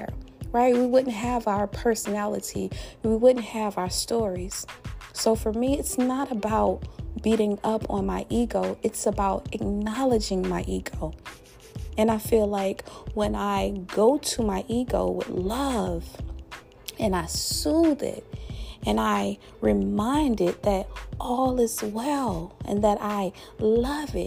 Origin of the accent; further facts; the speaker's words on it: Louisiana, United States; my home state, my beloved state, that boot state of Louisiana